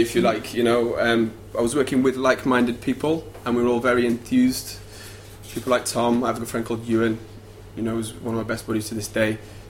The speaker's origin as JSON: {"language": "English", "town": "Sheffield", "region": "Yorkshire and the Humber", "country": "United Kingdom", "tie": "born or raised there", "also_born_or_lived": "Nottingham / London", "moved": "as an adult", "said": "I'd actually done a year of law in Sheffield, my hometown, before I did this."}